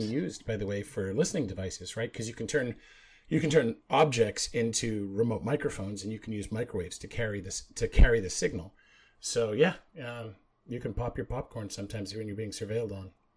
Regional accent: Canada; now in United States; I grew up in Canada

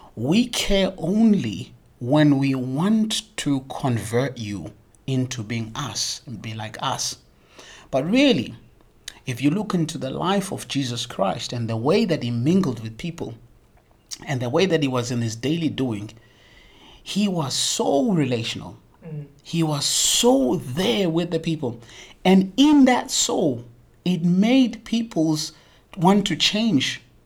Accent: South Africa; moved away as an adult; now in Lansingerland, Netherlands; as a South African

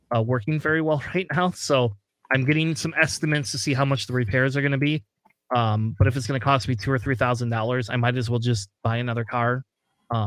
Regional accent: Springfield, Ohio, United States; moved away; I was originally from Ohio

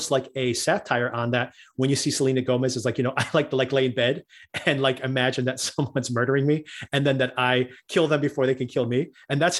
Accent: Newark, New Jersey, United States; I grew up in Newark, which is a city right across the street from New York, right across the river from New York

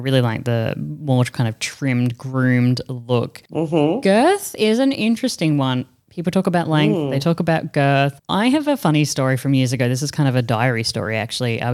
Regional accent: Australia; moved away as an adult; now in Europe; in comparison to growing up in Australia, in comparison to me now in Europe

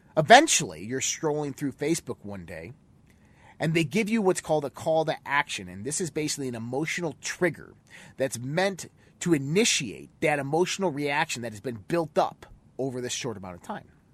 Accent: United States; we as American citizens

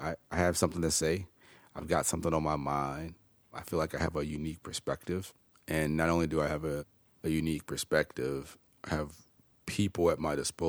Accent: Chicago, Illinois, United States; also born or lived in Oak Park / Homewood / Bolingbrook; born and raised in Chicago. I love my city

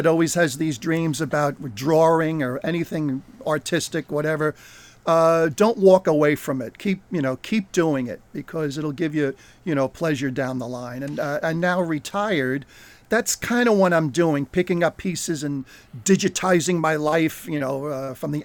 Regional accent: New Jersey, United States; Brought up pretty much in New Jersey

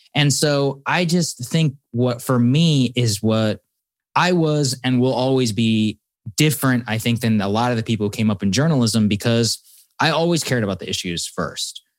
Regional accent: Texas, United States; moved away; I'm from Texas. I grew up with many people

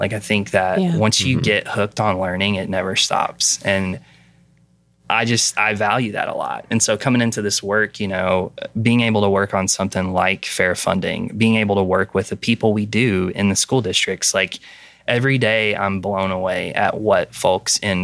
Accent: Western Kentucky, United States; now in Pennsylvania, United States; I grew up in Western Kentucky

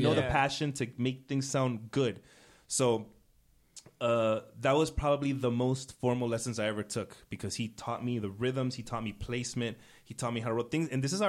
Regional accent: United States; I was born American, born and raised here. My family is Ecuadorian.

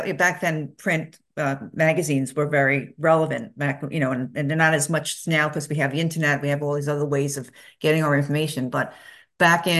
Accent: New York City, New York, United States; I grew up in Brooklyn, New York

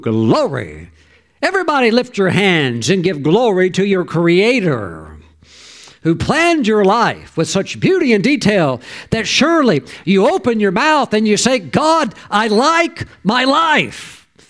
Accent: Mississippi, United States; I grew up in the poorest state in the whole country. I was raised in Mississippi.

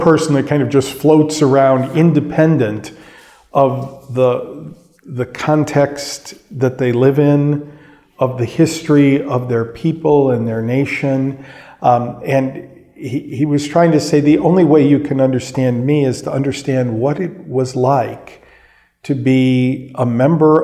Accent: United States; as an American, someone, you know, deeply imbued with the Western tradition

